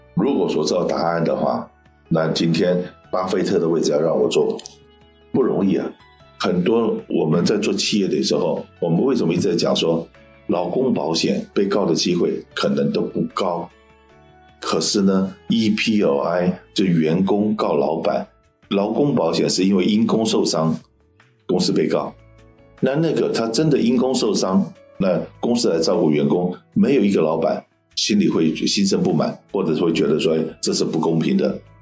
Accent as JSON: {"language": "Chinese", "country": "Taiwan", "tie": "born or raised there", "moved": "yes", "said": "我的生长的环境是当年我在台湾出生长大嘛"}